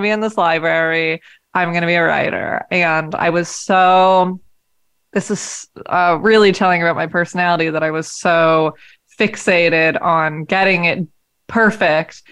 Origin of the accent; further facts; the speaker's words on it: Tigard, Oregon, United States; also born or lived in Portland, Oregon; I was born in Portland, Oregon. I grew up in Tigard